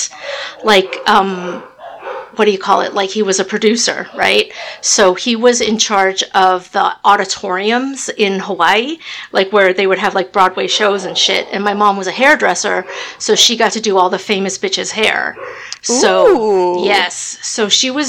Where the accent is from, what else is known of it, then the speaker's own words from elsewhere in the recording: Australia; moved away; I was born in Australia, which sounds really exotic and really cool, but hey, it's really not.